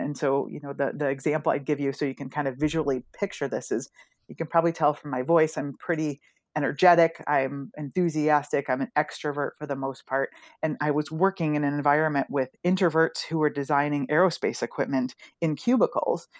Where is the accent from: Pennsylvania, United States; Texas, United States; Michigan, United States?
Michigan, United States; Rochester; grew up in Rochester, Michigan, outside of Detroit